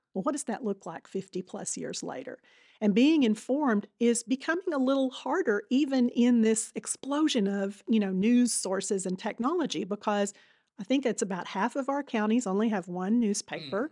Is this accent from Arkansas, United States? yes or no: yes; Marmaduke, Arkansas, United States; also born or lived in Little Rock; I'm a native Arkansan. I grew up in Northeast Arkansas, a little town called Marmaduke